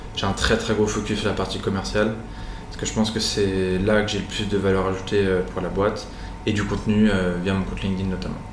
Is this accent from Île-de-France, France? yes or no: no; Nîmes, Occitania, France; also born or lived in Normandy / Brittany; now in Nice, France; Je suis né à Nîmes, dans le sud de la France